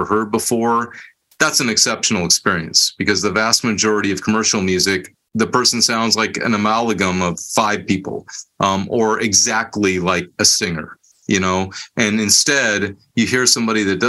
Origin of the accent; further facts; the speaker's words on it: Bay Area, California, United States; moved away as an adult; I was born and raised in the Bay Area. My whole life I'd been there, nowhere else